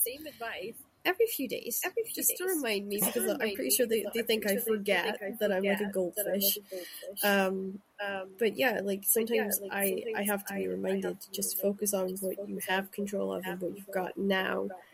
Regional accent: Shetland, Scotland, United Kingdom; also born or lived in Aberdeen; now in Glasgow, United Kingdom; I grew up in Shetland

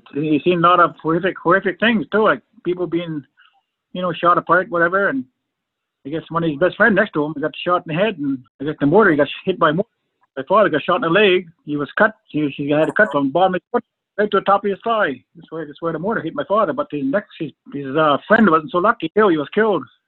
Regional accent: Fredericton, New Brunswick, Canada; We all grew up on the reservation here in Fredericton

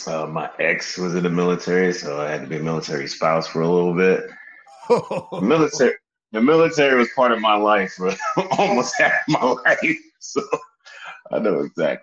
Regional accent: Atlanta, Georgia, United States; I was like, but I'm from Atlanta. My family from New York. We all moved to Atlanta.

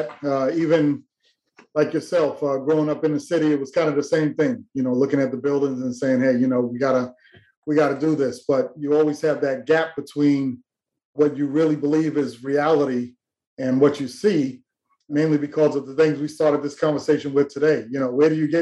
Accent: New York, United States; I'm from New York

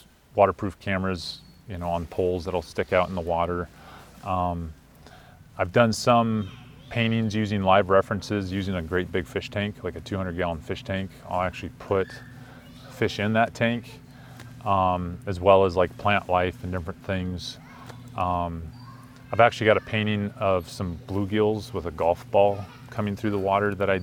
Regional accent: Green River, Wyoming, United States; now in Lander, United States; I missed Wyoming after growing up in Green River

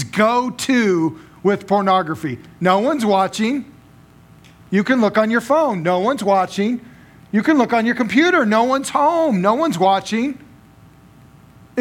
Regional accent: Las Vegas, Nevada, United States; now in Cheney, United States; I grew up in Las Vegas

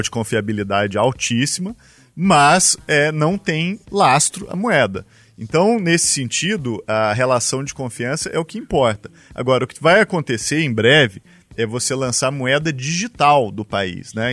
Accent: Araguari, Minas Gerais, Brazil; Araguari, a bela cidade de Minas Gerais, onde eu nasci e que eu amo muito

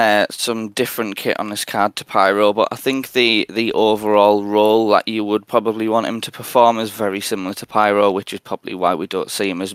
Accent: North East England, United Kingdom; I'm 28. I'm from Northeast England.

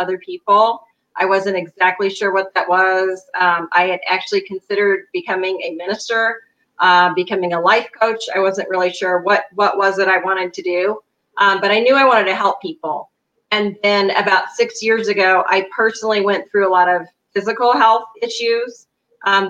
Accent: Kansas City, Missouri, United States; moved away as an adult; now in Denver, United States; I'm originally from Kansas City, Missouri, but I have been in the Denver, Colorado area for 8 years.

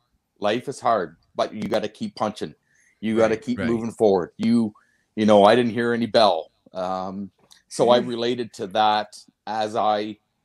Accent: Wolfe Island, Ontario, Canada; I grew up on Wolf Island, which is just off of the shores of Kingston.

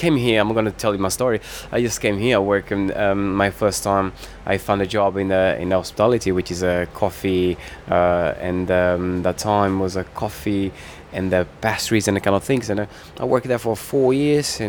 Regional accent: Cape Verde; now in London, United Kingdom; I came from Cape Verde, which we have 10 islands there.

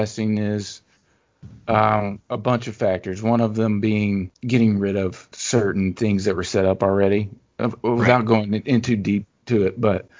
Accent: Louisiana, United States; we talked about sort of growing up in Louisiana.

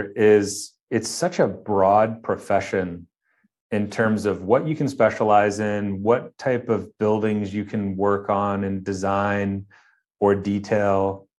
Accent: Midwest, United States; growing up in the Midwest, obviously the colder months I was inside, exploring and creating.

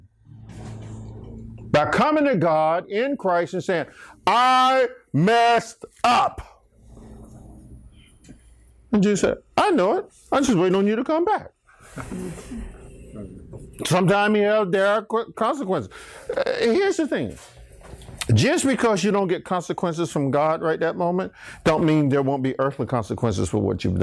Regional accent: Archer, United States; When I grew up in Archer

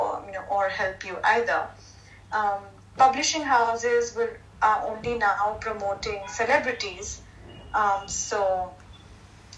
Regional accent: India; me as an Indian in India

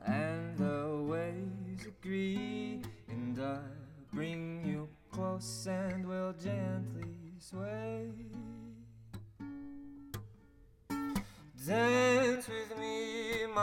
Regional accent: Utah, United States; also born or lived in California; I moved from California when I was 5, and I've been in Utah the whole time

